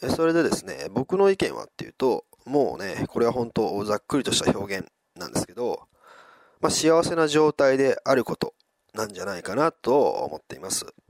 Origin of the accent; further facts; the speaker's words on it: Wakayama, Japan; now in Osaka, Japan; 今朝までね、地元の和歌山で過ごしていて